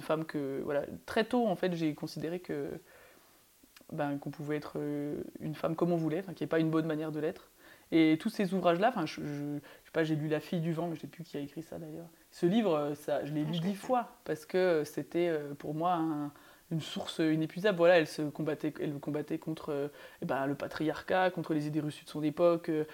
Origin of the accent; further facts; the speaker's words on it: Belfort, Bourgogne-Franche-Comté, France; moved away; j'ai grandi à Belfort